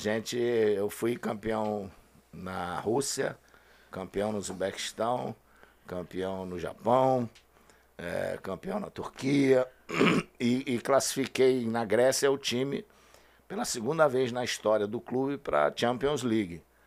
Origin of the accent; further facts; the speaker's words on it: Rio de Janeiro, Brazil; eu saí de Quintino só quando eu casei